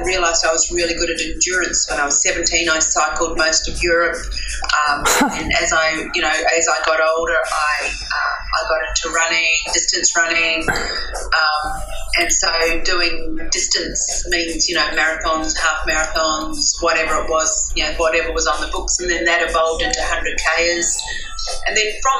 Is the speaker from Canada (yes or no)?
no; New Zealand; now in Sydney, Australia; Growing up in New Zealand